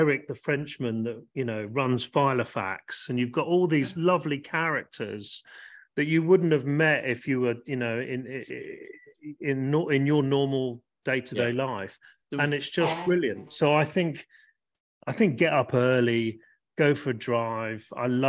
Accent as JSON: {"language": "English", "town": "Portsmouth", "region": "South East England", "country": "United Kingdom", "tie": "born or raised there", "said": "the number of my house where I was born in Portsmouth."}